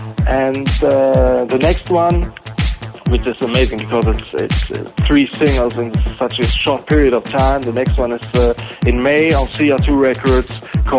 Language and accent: English; Germany; I'm from Germany in Europe.